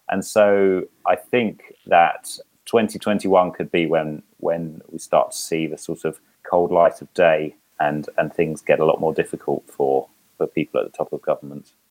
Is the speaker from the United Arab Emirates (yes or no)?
no; United Kingdom; now in Helsinki, Finland; as a Brit